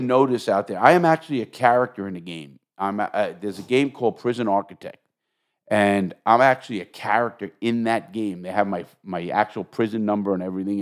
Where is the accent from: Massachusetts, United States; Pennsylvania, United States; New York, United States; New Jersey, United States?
New York, United States; I'm from New York